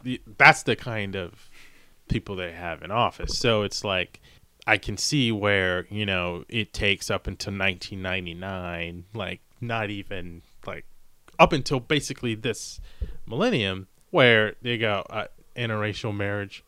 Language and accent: English; Maryland, United States; I'm from Maryland